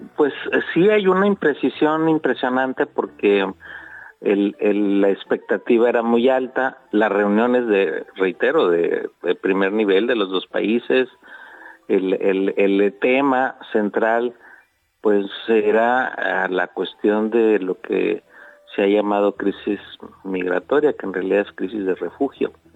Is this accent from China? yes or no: no; Mexico; somos mexicanas y mexicanos